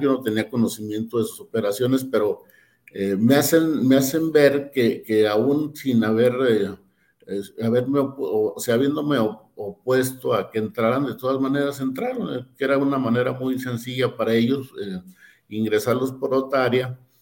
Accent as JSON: {"language": "Spanish", "region": "Durango", "country": "Mexico", "said": "yo soy de Durango"}